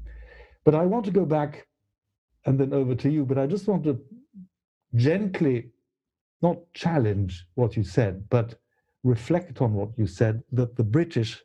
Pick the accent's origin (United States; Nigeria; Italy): Italy; Trieste, Friuli-Venezia Giulia; When I was born in Trieste, that was in 1952, it wasn't actually Italy